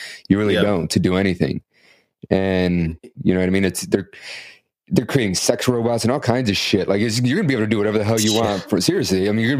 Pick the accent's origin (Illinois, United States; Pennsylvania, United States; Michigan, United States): Illinois, United States; Chicago; moved away as an adult; now in California, United States; I grew up in Chicago. Yeah. I grew up in Chicago in the city.